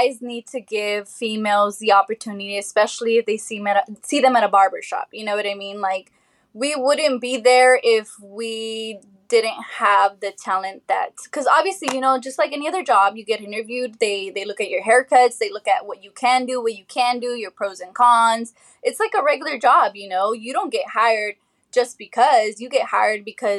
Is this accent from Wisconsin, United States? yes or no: no; Monterey County, California, United States; also born or lived in Reno, Nevada; now in Wheaton, Maryland, United States; Born and raised in Monterey County.